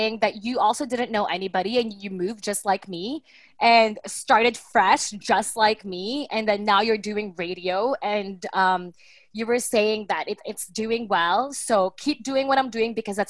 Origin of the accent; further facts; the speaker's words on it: Toronto, Ontario, Canada; now in Philippines; I'm from Toronto.